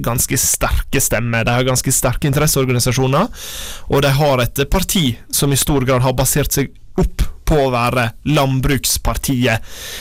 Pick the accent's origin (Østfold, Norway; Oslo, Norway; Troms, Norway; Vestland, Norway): Vestland, Norway; Vågsøy, Sogn og Fjordane; Kommunen der jeg er fra, Vågsøy kommune i Sogn og Fjordane